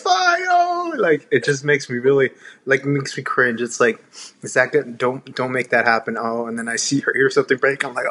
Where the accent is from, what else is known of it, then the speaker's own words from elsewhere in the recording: Texas, United States; also born or lived in Houston, Texas; we're both from Texas